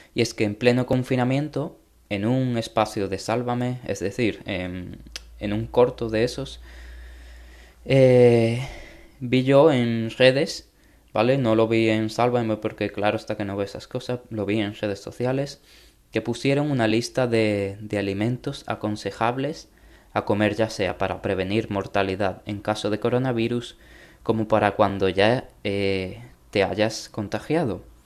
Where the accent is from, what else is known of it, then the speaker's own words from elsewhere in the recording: Spain; en mi país, España